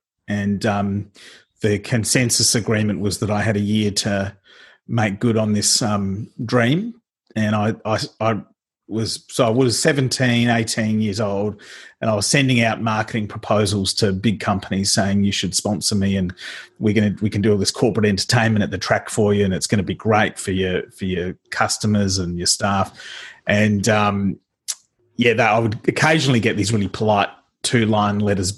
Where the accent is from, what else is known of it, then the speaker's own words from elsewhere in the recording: Adelaide, South Australia, Australia; I grew up in Adelaide in the eastern suburbs with my mum and dad and my two brothers.